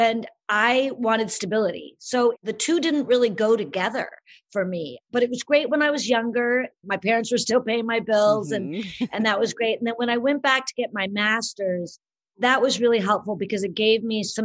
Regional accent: Southern California, United States; also born or lived in Boulder, Colorado; I grew up in Southern California, and my family was very involved in theater and the arts and acting

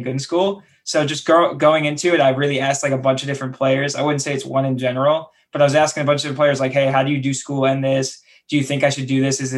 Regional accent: New York City, New York, United States; also born or lived in Emeryville / San Francisco; that's where I'm from.

